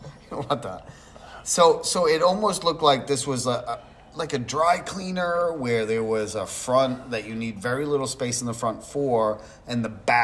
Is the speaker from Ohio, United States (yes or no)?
no; Manchester, New Hampshire, United States; I'm from Manchester.